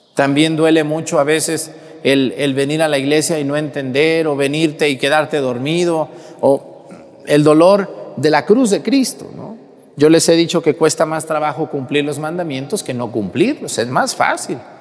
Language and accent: Spanish; Mexticacán, Jalisco, Mexico; moved away; todo mi pueblo, allá de donde yo soy, Mestigacán